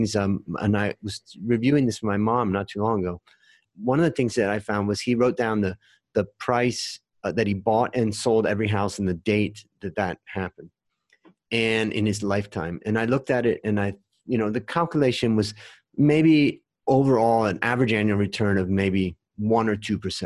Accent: Ohio, United States; also born or lived in California; now in Thailand; I grew up in Ohio and then I moved to California

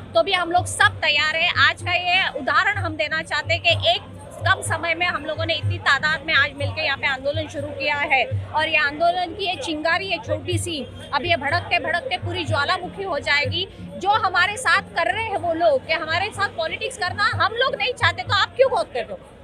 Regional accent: Mumbai, Maharashtra, India; हम मुंबई के जन्म से वासी है आज मुंबई हमारी है हमने मुंबई में बचपन खेला है ये वातावरण में हमने खेले पले बड़े हुए हैं

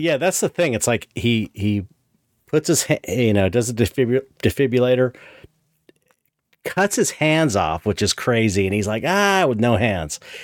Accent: San Pedro, California, United States; growing up in San Pedro

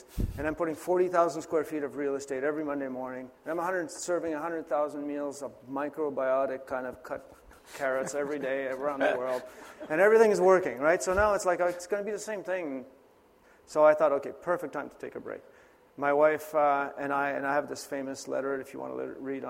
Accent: Canada; I was born in Canada

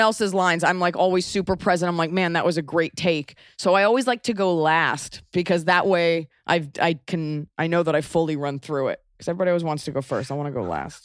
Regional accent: United States; accent: American

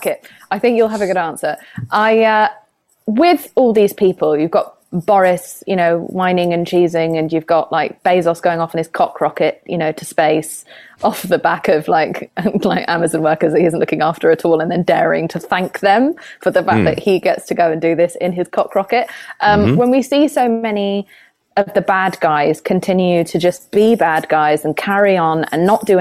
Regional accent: United Kingdom; I'm British

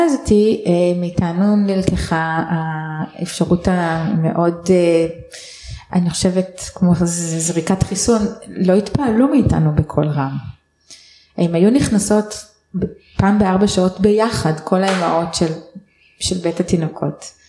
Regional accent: Israel; אני גדלתי בקיבוץ, בלינה משותפת אה, כל חיי עד גיל 18

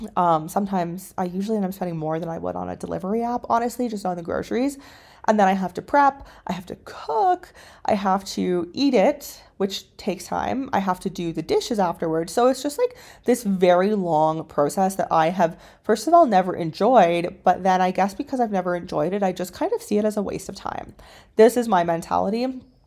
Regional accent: Canada; moved away as an adult; also born or lived in China; My background is that I am originally from Canada

